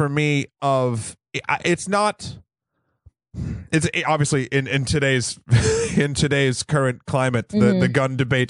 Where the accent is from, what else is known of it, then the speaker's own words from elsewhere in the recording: New Hampshire, United States; So I grew up in New Hampshire.